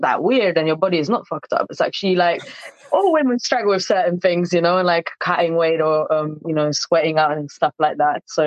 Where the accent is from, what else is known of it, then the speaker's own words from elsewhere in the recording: southern Poland, Poland; now in London, United Kingdom; I was actually born in Poland, in South Poland as well.